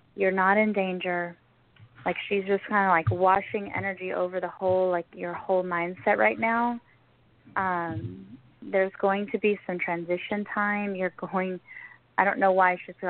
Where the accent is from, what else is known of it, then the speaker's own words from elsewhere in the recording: Texas, United States; moved away as an adult; also born or lived in Idaho; I'm originally from Texas, but I lived there